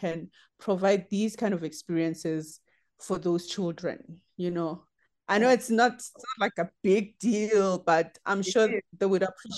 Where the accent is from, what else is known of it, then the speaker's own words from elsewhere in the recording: Limpopo, South Africa; I'm from Limpopo, and Limpopo is the heart of safari